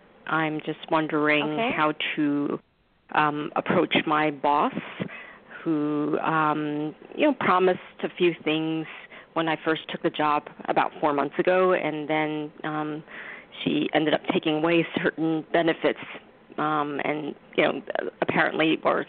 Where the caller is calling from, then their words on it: New York, United States; I'm calling from New York.